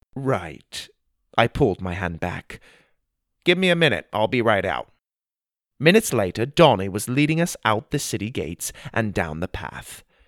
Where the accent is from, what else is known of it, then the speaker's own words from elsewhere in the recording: Arizona, United States; I grew up in Arizona, so I am familiar with the desert